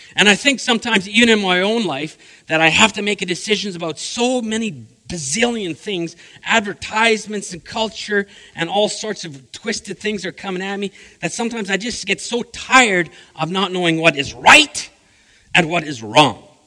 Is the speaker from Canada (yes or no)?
yes; the Prairies, Manitoba, Canada; moved away as an adult; also born or lived in Saskatchewan; now in British Columbia, Canada; I'm a prairie boy. I love Manitoba